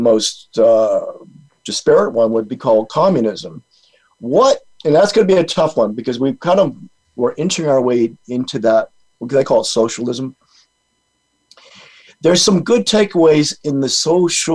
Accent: Rhode Island, United States; moved away; I'm from Rhode Island originally, and I go back to Rhode Island, and it's almost like going back in time. My high school buddies

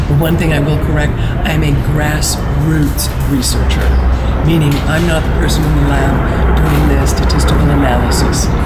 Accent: Western Canada, Canada; I was raised in Western Canada

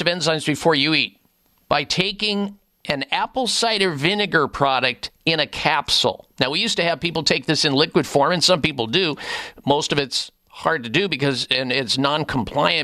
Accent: Midwest, United States; also born or lived in Denver, Colorado; growing up in the Midwest

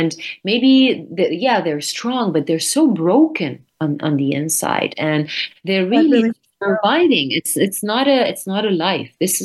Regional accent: North Lebanon, Lebanon; my hometown in the north of Lebanon

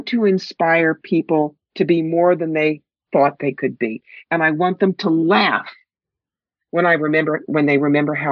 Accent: New York, United States; I'm from New York. I talk fast

